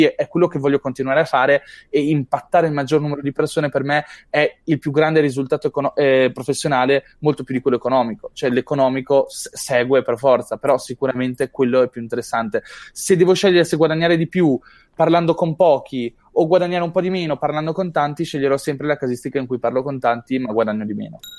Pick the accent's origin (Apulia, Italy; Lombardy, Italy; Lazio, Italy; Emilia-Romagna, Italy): Apulia, Italy; decido di andare al Marketers Meetup di, della Puglia, perché sono pugliese.